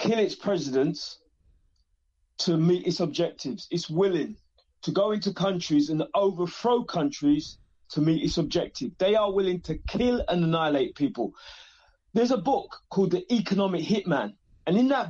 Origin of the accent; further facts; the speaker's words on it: England, United Kingdom; I'm funny from England